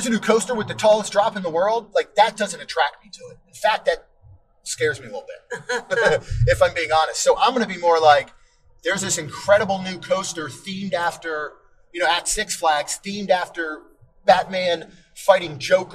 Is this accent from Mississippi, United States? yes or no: no; Virginia, United States; going to King's Dominion growing up in Virginia